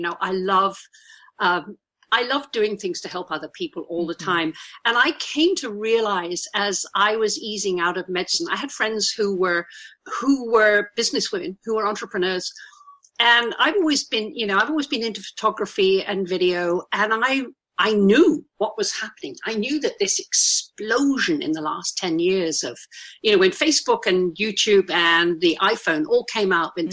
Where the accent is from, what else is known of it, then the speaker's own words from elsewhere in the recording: United Kingdom; accent: poncy old Brit, toffee nosed; I'm a Brit. Listen to my accent. I think I'm a poncy old Brit